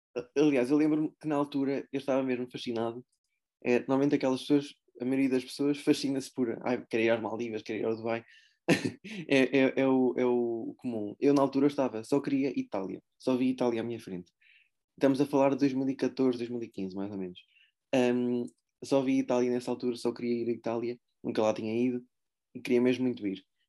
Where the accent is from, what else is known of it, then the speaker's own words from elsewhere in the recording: Aveiro, Aveiro District, Portugal; eu vivi em Aveiro, desde, desde que nasci sou, sou de Aveiro